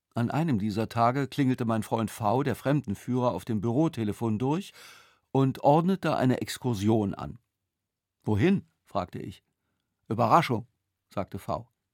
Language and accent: German; Germany; ich als Deutscher